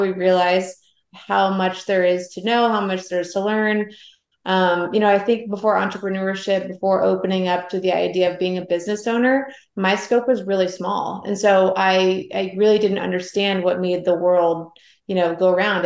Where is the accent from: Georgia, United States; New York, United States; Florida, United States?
Georgia, United States; Atlanta; moved away as an adult; also born or lived in Savannah, Georgia; I grew up in Atlanta.